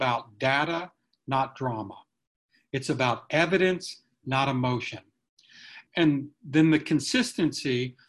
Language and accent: English; near Cary, North Carolina, United States; Cary, North Carolina, which is close to my hometown